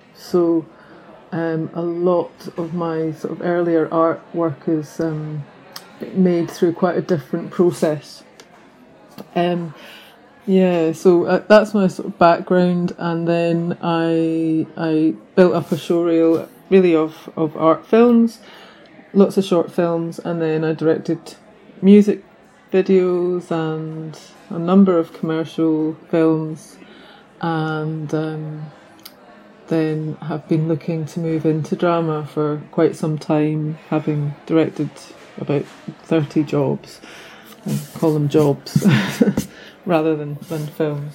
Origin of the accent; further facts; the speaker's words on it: the Highlands, Scotland, United Kingdom; also born or lived in London; now in Bangor, United Kingdom; I'm originally from the Highlands in Scotland, um, but my parents are from Northern Ireland